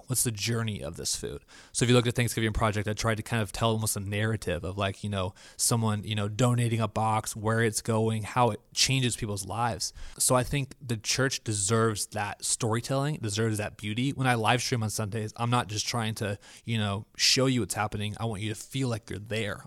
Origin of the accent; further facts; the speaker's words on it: Florida, United States; also born or lived in Honolulu, Hawaii; I am from Florida